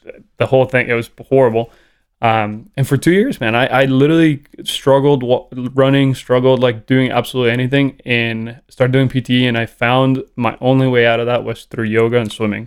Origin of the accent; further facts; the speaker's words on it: Costa Rica; English is a second language; moved away as an adult; now in United States; growing up in Costa Rica, you get super exposed, exposed to reggae